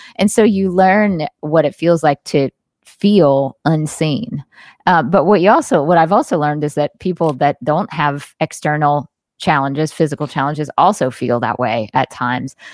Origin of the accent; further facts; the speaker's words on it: Jackson, Mississippi, United States; I was born and raised in the Deep South